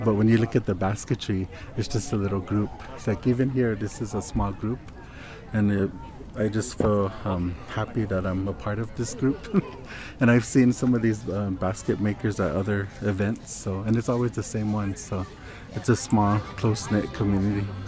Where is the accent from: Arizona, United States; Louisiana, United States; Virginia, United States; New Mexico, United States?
New Mexico, United States; Jicarilla Apache Nation, northern; I'm from the Hickory Apache, um, Nation in northern New Mexico